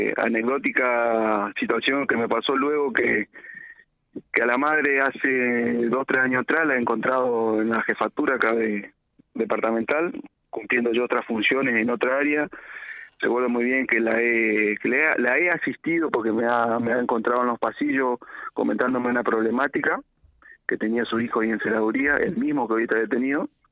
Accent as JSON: {"language": "Spanish", "town": "Reconquista", "region": "Santa Fe", "country": "Argentina", "said": "yo soy de Reconquista y viajo al distrito de Antosca a trabajar"}